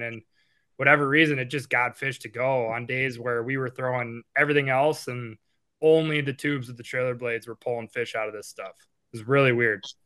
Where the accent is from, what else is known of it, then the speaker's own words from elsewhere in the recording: Appleton, Wisconsin, United States; We grew up in Appleton.